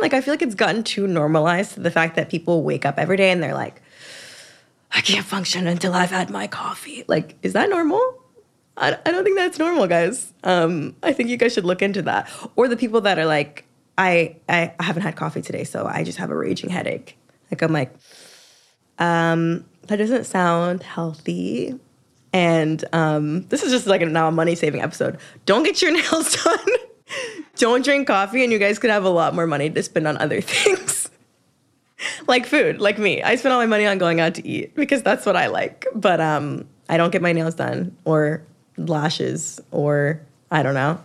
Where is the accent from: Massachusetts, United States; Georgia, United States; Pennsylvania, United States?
Georgia, United States; Atlanta; I'm from Atlanta.